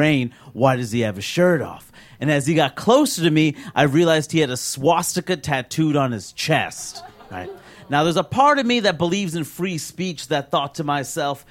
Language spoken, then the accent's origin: English; New York City, New York, United States; also born or lived in Maine; I was born and raised in Queens, New York, the most diverse place in the world